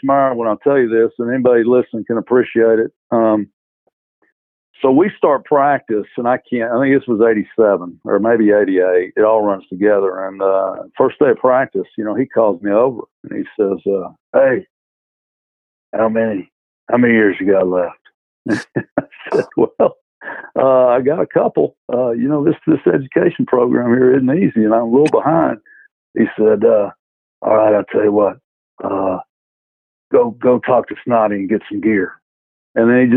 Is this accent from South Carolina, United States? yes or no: no; Atlanta, Georgia, United States; now in Chapel Hill, United States; I grew up in Atlanta